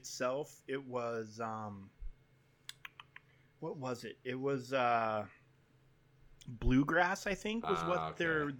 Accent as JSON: {"language": "English", "region": "Washington", "country": "United States", "tie": "born or raised there", "said": "We grew up in Washington State in the '90s"}